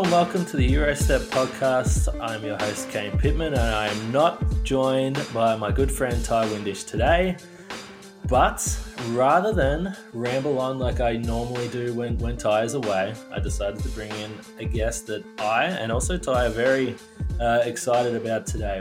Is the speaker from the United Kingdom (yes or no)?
no; Australia; being Australian